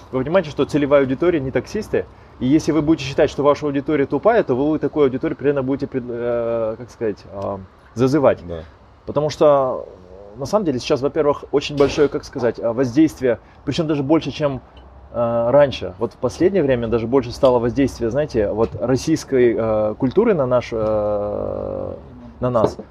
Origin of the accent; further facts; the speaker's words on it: Almaty, Kazakhstan; moved away as an adult; now in Astana, Kazakhstan; Исторически мы как бы из Аста-, из Алматы в Астане как бы пожили какое-то время